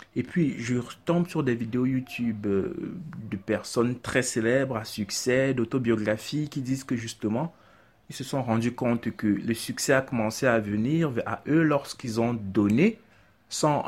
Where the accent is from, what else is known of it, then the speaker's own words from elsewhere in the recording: Yaoundé, Centre, Cameroon; J'ai grandi, je suis né à Yaoundé, j'ai grandi à Yaoundé, j'ai fait toutes mes classes à Yaoundé